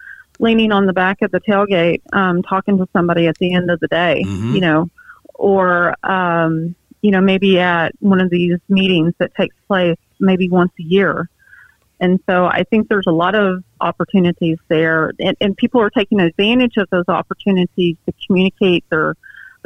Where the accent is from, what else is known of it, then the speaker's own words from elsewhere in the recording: near Lake Texoma, East Texas, United States; I grew up in East Texas, north of Dallas, Fort Worth, up on an area close to Lake Texoma